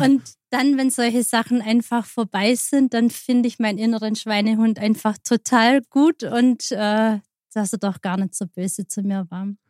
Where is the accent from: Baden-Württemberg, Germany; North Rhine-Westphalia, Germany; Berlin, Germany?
Baden-Württemberg, Germany; Aalen; moved away as an adult; now in Germering, Germany; kommen aus Aalen, in, in der Nähe von Aalen. Das mhm. ist auf der Schwäbischen Alb.